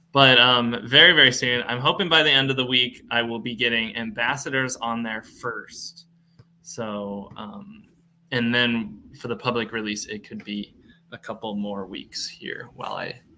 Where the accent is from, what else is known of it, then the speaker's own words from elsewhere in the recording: New England, United States; Never knew they existed until I came down to school near Tampa, and I'm from the New England area.